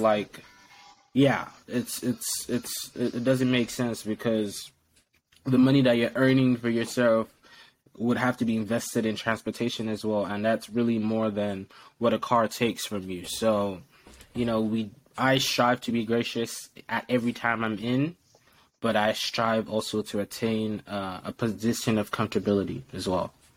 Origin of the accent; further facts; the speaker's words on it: Lagos, Nigeria; moved away; I was raised in Nigeria, Lagos, Nigeria, to be precise.